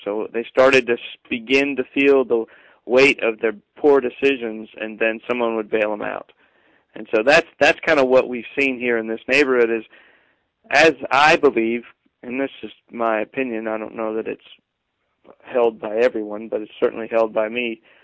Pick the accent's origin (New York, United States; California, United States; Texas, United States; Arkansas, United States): Arkansas, United States; moved away; also born or lived in Lakeland; I'm from Arkansas originally